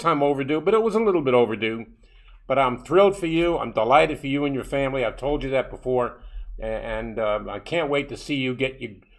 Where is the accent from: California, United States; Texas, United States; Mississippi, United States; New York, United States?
New York, United States; New York City; when I was a young kid growing up in Brooklyn